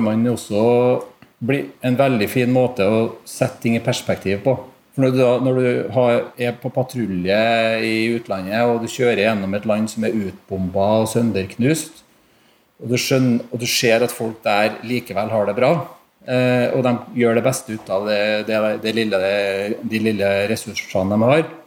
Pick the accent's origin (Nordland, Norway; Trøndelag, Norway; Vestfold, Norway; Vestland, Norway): Trøndelag, Norway; Trondheim; Jeg har bodd i Trondheim egentlig hele livet